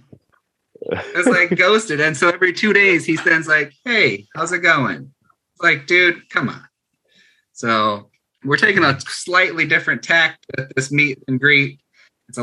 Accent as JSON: {"language": "English", "region": "Michigan", "country": "United States", "said": "I'm from Michigan."}